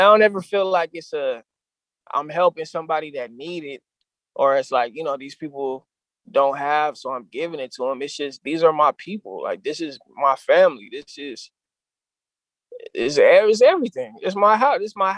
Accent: San Diego, California, United States; my experiences in San Diego, growing up in San Diego, maneuvering through, you know, because there are negative aspects within Southeast San Diego

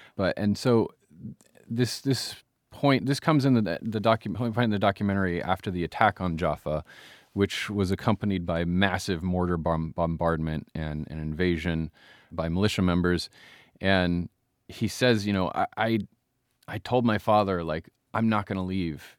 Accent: United States; as an American

